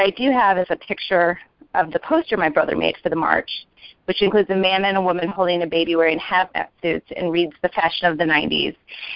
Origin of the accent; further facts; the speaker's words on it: Western New York, United States; where I grew up in Western New York